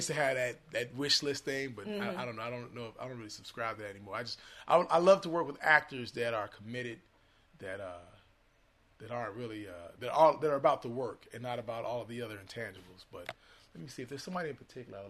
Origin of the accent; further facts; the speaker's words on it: Chicago, Illinois, United States; now in Los Angeles, United States; I'm in L.A., actually. But I'm from Chicago originally